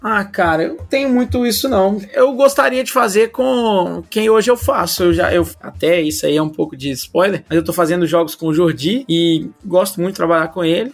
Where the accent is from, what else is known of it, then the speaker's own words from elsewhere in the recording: Brazil; eu sou brasileiro